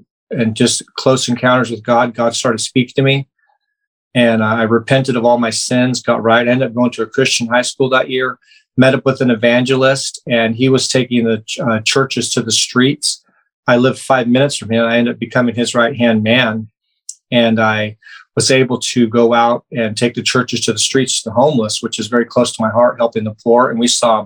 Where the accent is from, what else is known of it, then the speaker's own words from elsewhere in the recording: Placerville, California, United States; also born or lived in Los Angeles, California / Folsom, California; I was born in LA and raised up in the Placerville area in the Northern California area